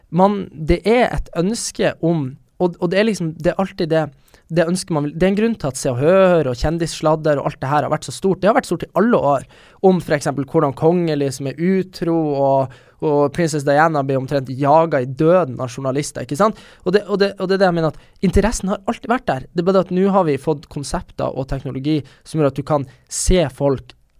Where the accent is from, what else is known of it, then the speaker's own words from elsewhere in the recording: Bodø, Nordland, Norway; moved away as an adult; also born or lived in Trondheim, Norway; now in Oslo, Norway; de jeg hadde på videregående i Bodø